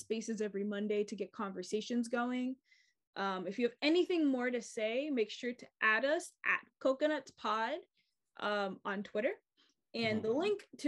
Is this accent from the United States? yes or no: yes; United States; I'm an American and I am Black and like mixed, but like, I'm not African American